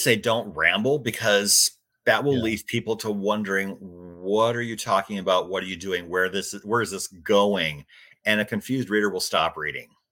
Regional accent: Iowa, United States; moved away as an adult; also born or lived in Phoenix, Arizona; I grew up in Iowa and it's where I am now. Spent 26 years in Phoenix

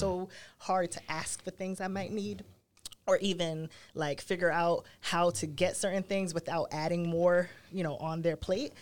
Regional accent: New York City, New York, United States; I grew up in Brooklyn

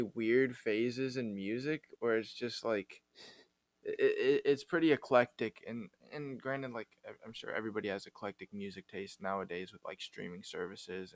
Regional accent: Wisconsin, United States; I'm from Wisconsin

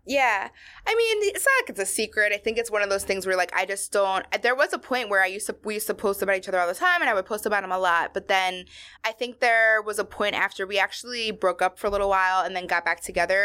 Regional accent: outside of Baltimore, Maryland, United States; I grew up in Maryland. I grew up, like, you know, outside of Baltimore where there's not a lot of Latinos.

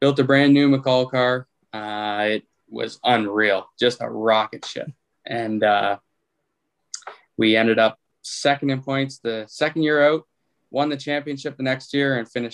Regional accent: Windsor, Ontario, Canada; I'm from Windsor, Ontario

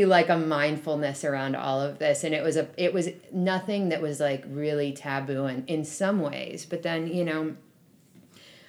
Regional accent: Berkeley, California, United States; I grew up in Berkeley

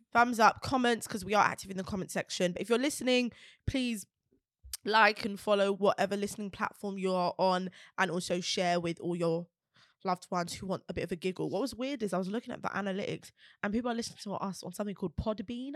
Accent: London, United Kingdom; we're from Peckham

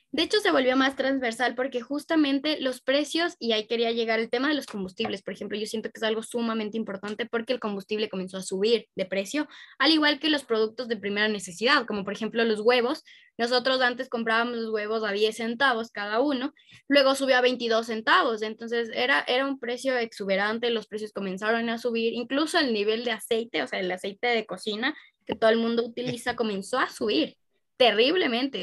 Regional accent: Ecuador; en Ecuador al menos nosotros ya teníamos una ideología demócrata cristiana

